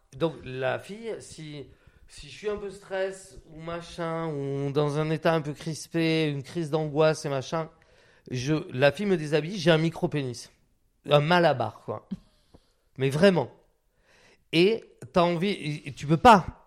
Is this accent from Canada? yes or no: no; Biarritz, Nouvelle-Aquitaine, France; moved away; also born or lived in Hautes-Pyrénées; j'ai grandi donc, à Biarritz